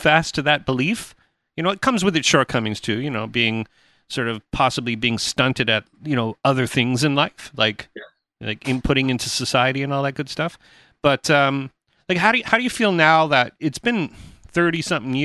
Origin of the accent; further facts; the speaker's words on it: Toronto, Ontario, Canada; I was the dude from Toronto, the big city guy